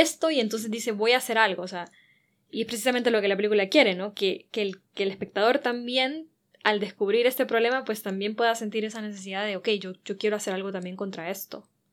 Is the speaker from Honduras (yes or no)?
yes; Honduras; soy hondureña